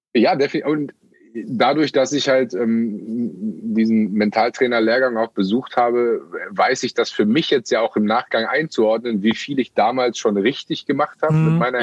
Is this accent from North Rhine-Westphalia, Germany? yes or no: yes; Münster, North Rhine-Westphalia, Germany; mein Heimatort, Geburtsort und äh, eigentlich äh, Hauptwohnsitz mit Münster